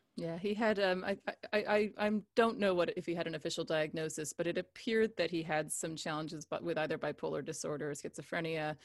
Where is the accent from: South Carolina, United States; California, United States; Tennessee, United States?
California, United States; Cupertino; also born or lived in England; I grew up in Cupertino in South Bay.